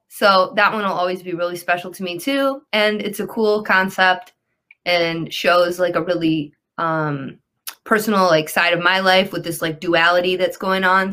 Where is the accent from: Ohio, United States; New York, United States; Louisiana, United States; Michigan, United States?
Michigan, United States; Detroit; I'm from Detroit